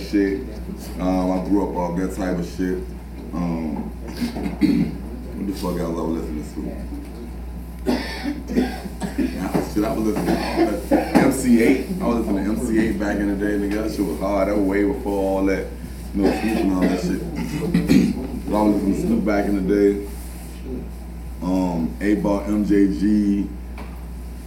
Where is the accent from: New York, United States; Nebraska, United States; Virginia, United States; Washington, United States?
Virginia, United States; Richmond; I'm from Richmond